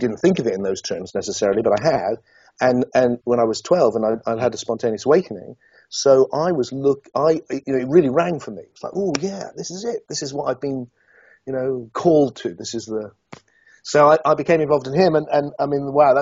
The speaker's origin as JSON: {"language": "English", "town": "Yeovil", "region": "South West England", "country": "United Kingdom", "tie": "born or raised there", "said": "a kid from Yeovil in Somerset."}